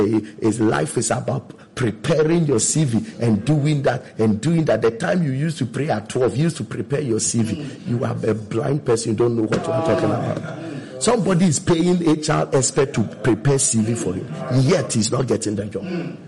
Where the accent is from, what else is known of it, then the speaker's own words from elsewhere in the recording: Konongo Odumasi, Ashanti, Ghana; from Konongu Odumasi.